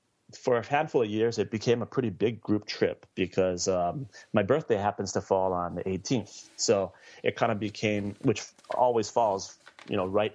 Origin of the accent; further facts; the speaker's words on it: Maui, Hawaii, United States; moved away as an adult; also born or lived in Honolulu, Hawaii; now in California, United States; I'm originally from Hawaii. Grew up there on Maui.